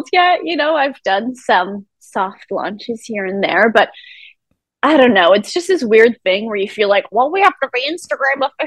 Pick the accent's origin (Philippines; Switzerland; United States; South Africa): United States; Rhode Island; I grew up in Rhode Island, born and raised.